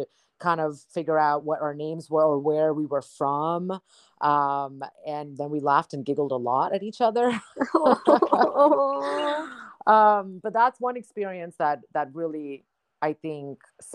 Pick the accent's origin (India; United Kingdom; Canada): India; now in United States; as an Indian